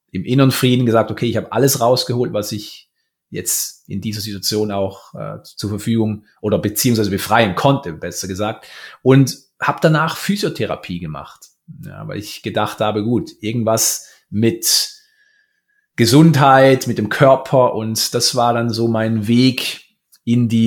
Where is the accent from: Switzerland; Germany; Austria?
Switzerland; Romanshorn, Thurgau; Ich bin in Romanshorn aufgewachsen, am schönen Bodensee.